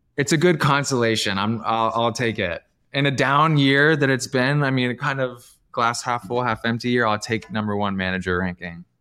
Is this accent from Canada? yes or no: yes; Canada; I'm Canadian